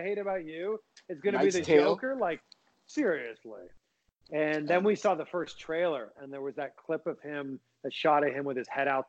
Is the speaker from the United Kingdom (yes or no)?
no; Toronto, Ontario, Canada; also born or lived in Cleveland; now in Florida, United States; I'm a Blue Jays fan growing up in Toronto